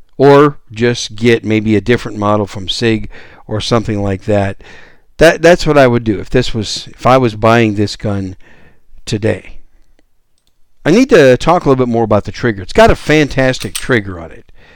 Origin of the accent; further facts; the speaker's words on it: Wisconsin, United States; moved away as an adult; also born or lived in New York City; now in San Antonio, United States; I was born in New York City and raised in Wisconsin, so I'm a Yankee